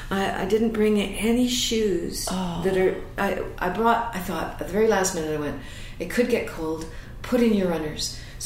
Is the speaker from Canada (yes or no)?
yes; Canada; I'm, I think, known as a Canadian actress.